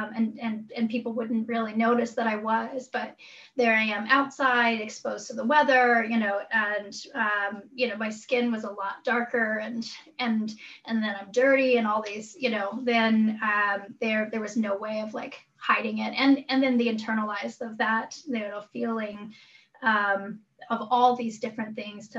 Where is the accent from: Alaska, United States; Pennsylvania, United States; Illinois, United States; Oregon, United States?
Alaska, United States; Chitina; also born or lived in Igiugig; my family's from Igigig. I grew up in Chitna